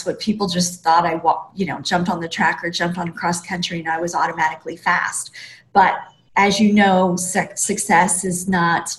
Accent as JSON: {"language": "English", "region": "Montana", "country": "United States", "tie": "born or raised there", "said": "growing up in Montana was pretty hardcore"}